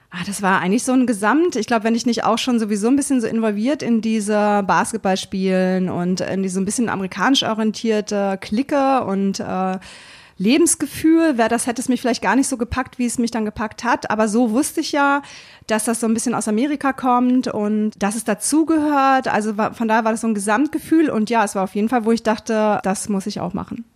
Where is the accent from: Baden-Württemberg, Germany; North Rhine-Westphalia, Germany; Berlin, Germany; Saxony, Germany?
Berlin, Germany; now in Hannover, Germany; ich komme ja aus Berlin